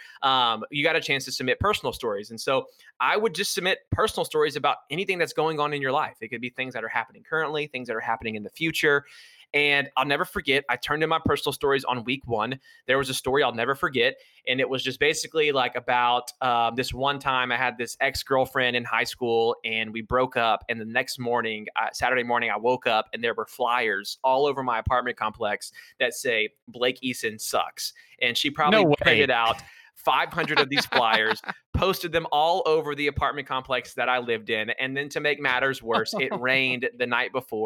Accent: Warner Robins, Georgia, United States; moved away as an adult; now in Atlanta, United States; my hometown of Warner Robins, Georgia

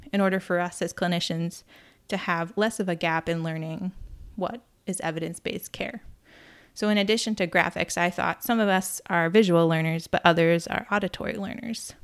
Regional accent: near Cape Cod, Massachusetts, United States; I grew up near Cape Cod

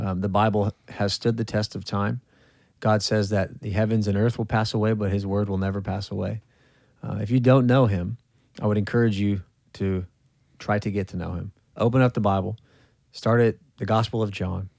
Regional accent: California, United States; moved away; I'm from California

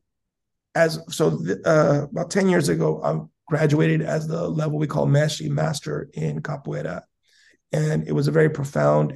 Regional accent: San Diego, California, United States; moved away as an adult; now in Japan; as a child, also, I grew up in South San Diego

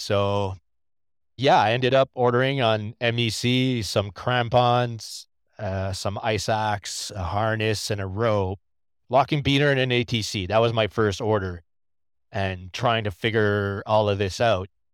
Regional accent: New Brunswick, Canada; moved away as an adult; now in Quebec, Canada; I am not from Quebec. I am actually from New Brunswick. I'm a proud Acadian.

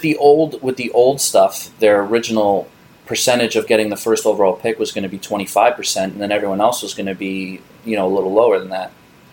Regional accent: New York, United States; As a New Yorker

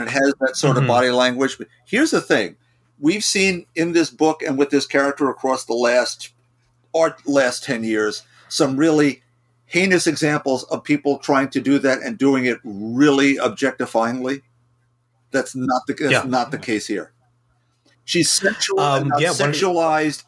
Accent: New York, United States; I'm a New Yorker

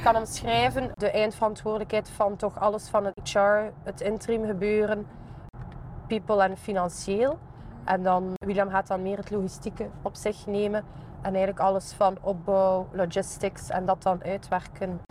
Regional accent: Ghent, Flanders, Belgium; Ik ben ook zelf van Gembruggen afkomstig

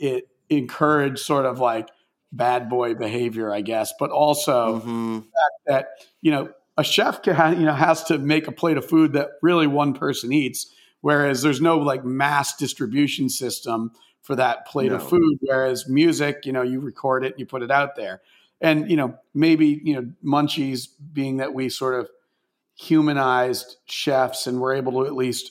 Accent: Maine, United States; I grew up in Maine, and like pretty rural suburb, if you could even call it that in Maine

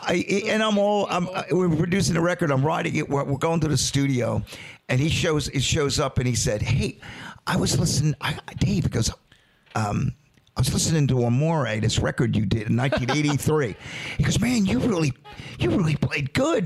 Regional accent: Delaware, United States; we're from Delaware

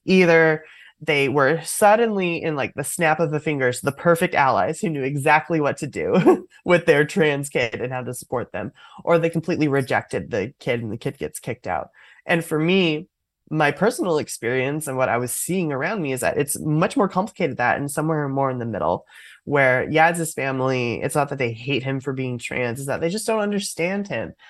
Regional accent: Oakland, California, United States; growing up in Oakland, California

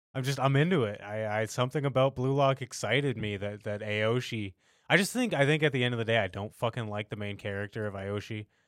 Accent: United States; we as Americans

